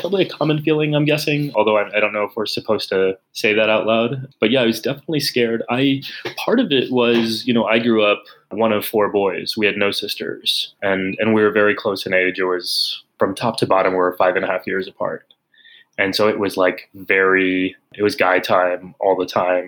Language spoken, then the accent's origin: English; San Antonio, Texas, United States; moved away; I grew up in San Antonio